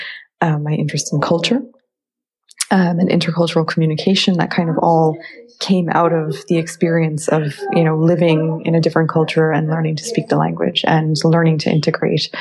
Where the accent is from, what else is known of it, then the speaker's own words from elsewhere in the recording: Philadelphia, Pennsylvania, United States; moved away; I'm from Philadelphia originally.